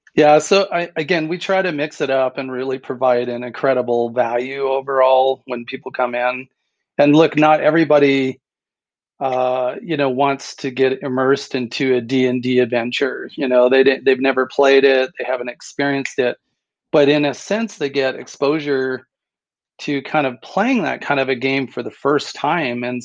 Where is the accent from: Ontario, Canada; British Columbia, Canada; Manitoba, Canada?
Ontario, Canada; Port Dover; moved away; I grew up near Toronto, Canada, a little fishing and beach village called Port Dover